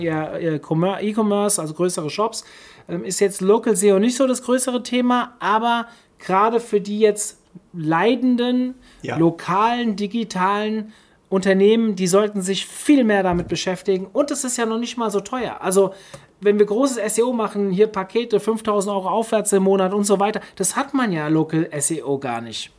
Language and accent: German; Hofheim am Taunus, Hesse, Germany; Friseur Hofheim, meine Heimatstadt